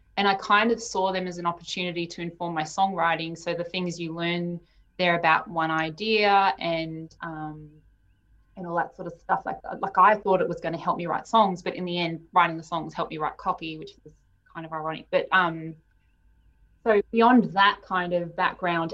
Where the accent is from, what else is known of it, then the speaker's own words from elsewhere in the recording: Melbourne, Victoria, Australia; moved away as an adult; also born or lived in Sydney; I was born in Melbourne, so I had this pull to come home.